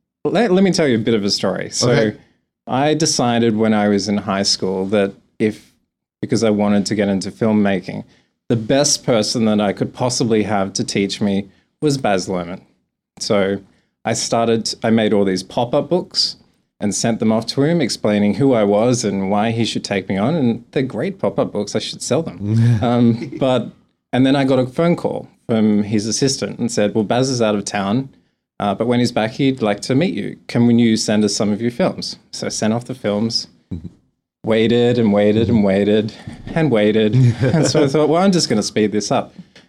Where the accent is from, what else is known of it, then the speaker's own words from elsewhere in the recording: Australia; accent: Australian; I have letters of American accent, but I'm not as strong Australian as other people.